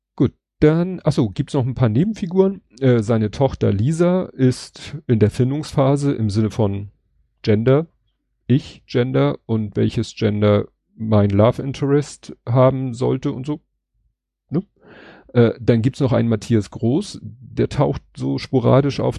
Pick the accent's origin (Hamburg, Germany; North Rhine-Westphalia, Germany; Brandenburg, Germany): Hamburg, Germany; als Hamburger